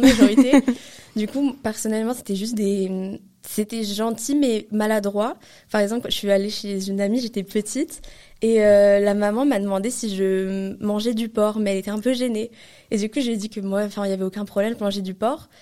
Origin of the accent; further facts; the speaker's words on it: France; on est français